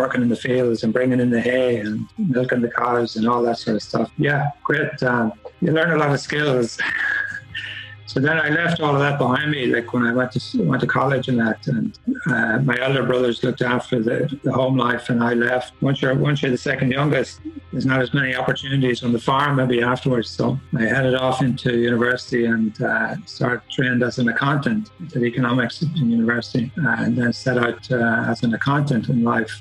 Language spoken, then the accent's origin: English; Armagh, Northern Ireland, United Kingdom; also born or lived in Belfast / Dublin; now in Kildare, Ireland; Now living in Kildare, in the north, County Kildare. Spent my childhood in Armagh